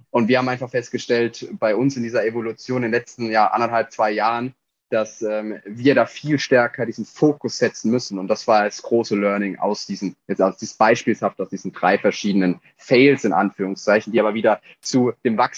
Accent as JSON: {"language": "German", "region": "Baden-Württemberg", "country": "Germany", "said": "Ich komme aus dem Raum Heidelberg. Bin äh, über viele Jahre durch die Welt gereist"}